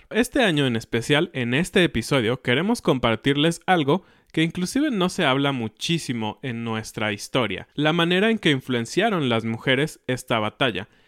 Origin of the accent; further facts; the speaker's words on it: Mexico; Así es, esta semana es una fecha muy especial para nosotros como mexicanos.